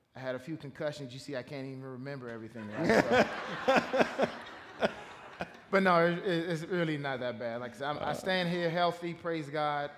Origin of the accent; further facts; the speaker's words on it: Washington, District of Columbia, United States; I grew up in Washington, D.C. Okay. Um, I grew up there uh, in the D.C. area, uh, right outside of Washington, D.C. I was born there